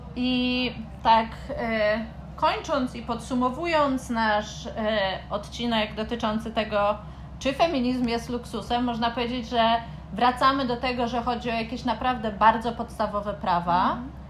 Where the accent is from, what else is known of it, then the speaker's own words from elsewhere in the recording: Warsaw, Masovian Voivodeship, Poland; moje doświadczenie jako kobiety z Warszawy